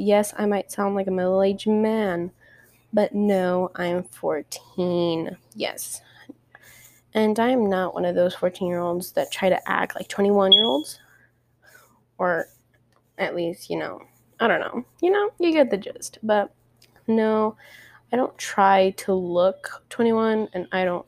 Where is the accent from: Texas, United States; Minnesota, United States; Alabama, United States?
Texas, United States; El Paso; I come from El Paso, and El Paso is not the biggest, unless you live in the west side, but I'm on the far east side, honey. Nothing's big around here